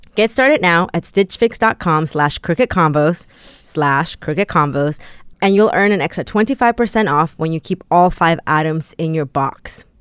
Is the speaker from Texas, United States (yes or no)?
yes; San Antonio, Texas, United States; also born or lived in Mexico; I grew up in San Antonio, Texas